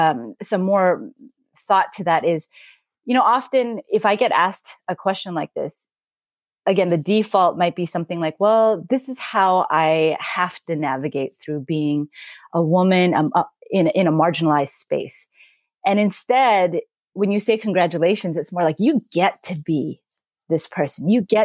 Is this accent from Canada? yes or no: yes; Canada; now in United States; Again, being Korean Canadian, actually, I just recently became an American citizen. But growing up in Canada, I do wonder, there probably were some differences.